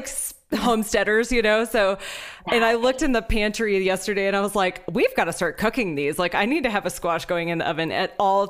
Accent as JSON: {"language": "English", "town": "Houston", "region": "Texas", "country": "United States", "moved": "yes", "said": "I'm from Houston."}